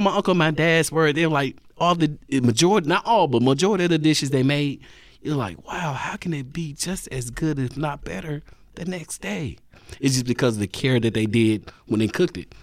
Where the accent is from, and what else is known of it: Nashville, Tennessee, United States; born or raised there; also born or lived in Brownsville, Tennessee